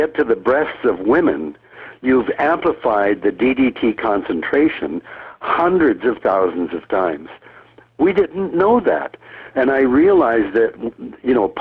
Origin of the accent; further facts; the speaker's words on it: Canada; also born or lived in United States; I, a third generation Canadian, when World War II started, was immediately deprived of all rights of citizenship. And, you know, my parents were born and raised in Canada